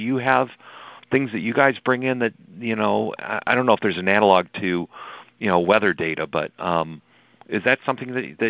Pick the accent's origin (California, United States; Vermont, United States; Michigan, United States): Michigan, United States; Detroit; Detroit, which is my hometown